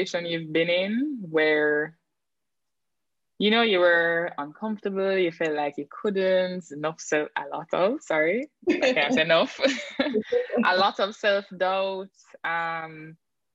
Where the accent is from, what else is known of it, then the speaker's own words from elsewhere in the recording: St. Ann, Saint Ann, Jamaica; also born or lived in Kingston, Jamaica; when I was growing up in St. Anne, I didn't have cable television